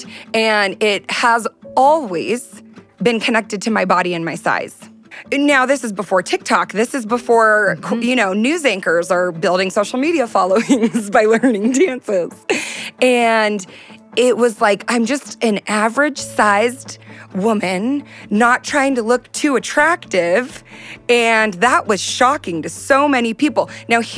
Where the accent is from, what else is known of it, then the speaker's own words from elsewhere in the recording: Southern California, United States; I'm from Southern California